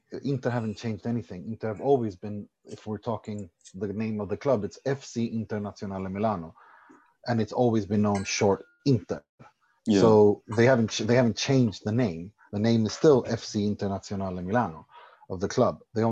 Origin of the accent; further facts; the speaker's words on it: Sweden; moved away; also born or lived in Iran / Italy; I was born in Iran, raised in Sweden, lived in Italy, studied in Italy.